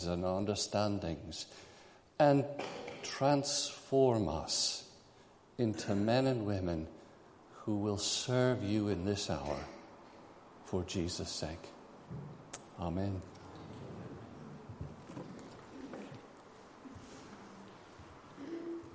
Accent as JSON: {"language": "English", "country": "United States", "moved": "yes", "lives_now": "United Kingdom", "said": "now here I am in Britain as an American citizen"}